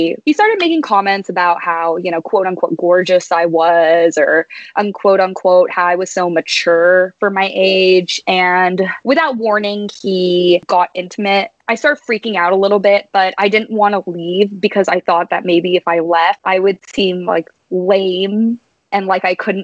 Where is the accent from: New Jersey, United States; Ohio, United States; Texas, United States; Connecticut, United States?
Texas, United States; San Antonio; moved away as an adult; now in Atlanta, United States; born and raised in San Antonio, Texas